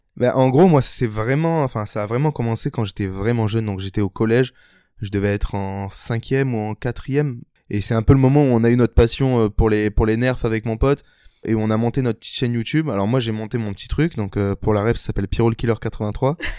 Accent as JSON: {"language": "French", "town": "Toulon", "region": "Provence-Alpes-Côte d'Azur", "country": "France", "tie": "born or raised there", "said": "j'ai grandi à Toulon, donc dans la petite ville de Toulon, euh, dans le sud de la France"}